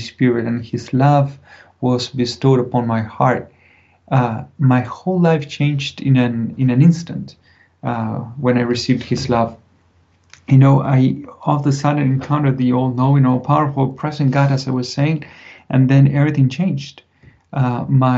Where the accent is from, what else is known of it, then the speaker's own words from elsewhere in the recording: Buenos Aires, Argentina; moved away; I grew up in Buenos Aires, big city, 6 million people just in the city.